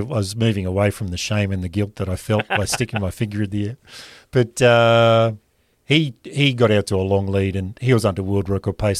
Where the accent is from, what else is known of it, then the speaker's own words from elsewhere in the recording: Rockhampton, Queensland, Australia; growing up in Rockhampton